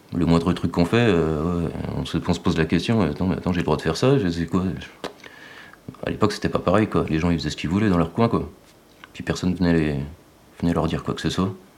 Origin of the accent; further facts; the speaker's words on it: Saint-Vallier, Bourgogne-Franche-Comté, France; also born or lived in Montceau-les-Mines; J'ai grandi à Saint-Vallier, mes parents sont toujours à Saint-Vallier.